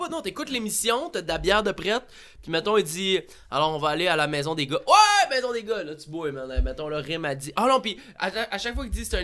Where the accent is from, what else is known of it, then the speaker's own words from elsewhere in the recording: Quebec, Canada; on est des Québécois en ville et tout.